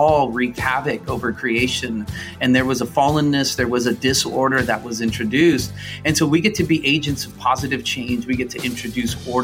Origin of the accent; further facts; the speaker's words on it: United States; I was born in the U.S.